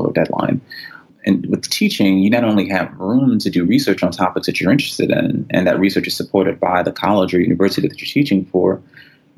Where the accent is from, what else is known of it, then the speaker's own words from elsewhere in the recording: New York City, New York, United States; moved away as an adult; also born or lived in Cleveland; I grew up in New York City